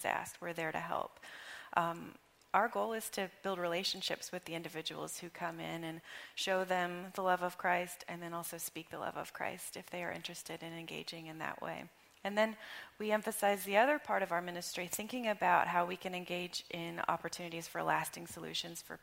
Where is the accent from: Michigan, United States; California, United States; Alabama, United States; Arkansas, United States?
Arkansas, United States; moved away as an adult; now in Chester, United States; I grew up in Arkansas. So I came here 16 years ago